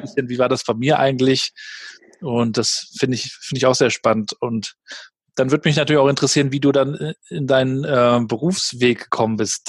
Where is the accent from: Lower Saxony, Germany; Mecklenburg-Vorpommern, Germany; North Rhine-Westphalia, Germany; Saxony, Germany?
Mecklenburg-Vorpommern, Germany; Rostock; Ich kam ja aus Warnemünde, damals noch ohne Tourismus